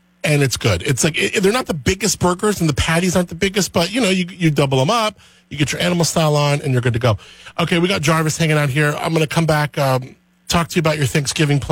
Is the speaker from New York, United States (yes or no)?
no; Southern California, United States; I grew up in Southern California